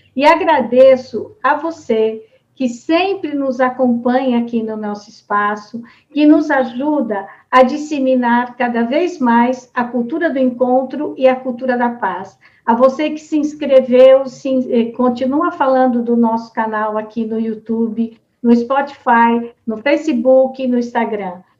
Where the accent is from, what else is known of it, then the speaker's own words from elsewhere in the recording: Americana, São Paulo, Brazil; lá da minha cidade de Americana